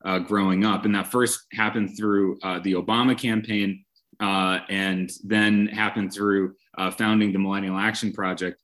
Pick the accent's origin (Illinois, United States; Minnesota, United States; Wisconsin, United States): Wisconsin, United States; Brookfield; I grew up in Brookfield, Wisconsin